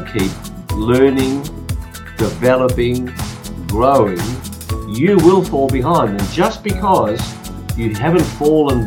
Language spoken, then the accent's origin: English; Australia; my parents forced me to speak Hungarian when I was born here in Australia.